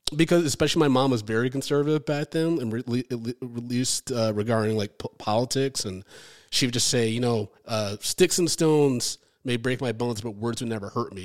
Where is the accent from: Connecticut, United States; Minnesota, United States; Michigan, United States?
Michigan, United States; Ann Arbor; moved away as an adult; now in New York, United States; I grew up in Ann Arbor, Michigan